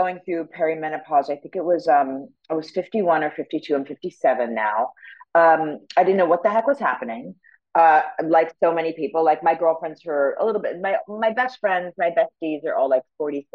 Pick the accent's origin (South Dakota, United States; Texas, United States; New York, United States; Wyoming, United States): New York, United States; moved away as an adult; now in Los Angeles, United States; I'm born and bred in New York. So I'm a New Yorker